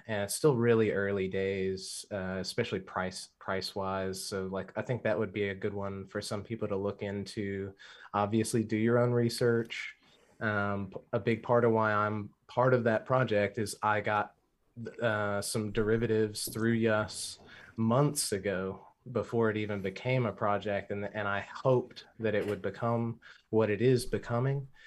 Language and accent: English; Louisiana, United States; now in Australia; so I'm originally from Louisiana, but I live in Australia.